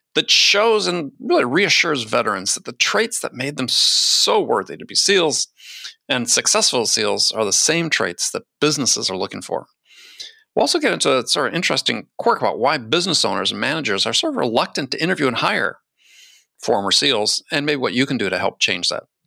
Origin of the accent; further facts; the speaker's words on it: California, United States; As a Californian